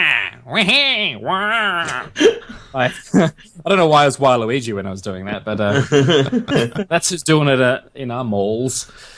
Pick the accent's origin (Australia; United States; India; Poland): Australia; I'm Australian